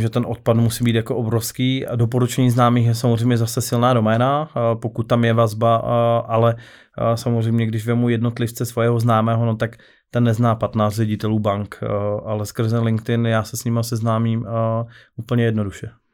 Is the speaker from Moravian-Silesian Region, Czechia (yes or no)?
yes; Karviná, Moravian-Silesian Region, Czechia; já osobně jsem z Karvina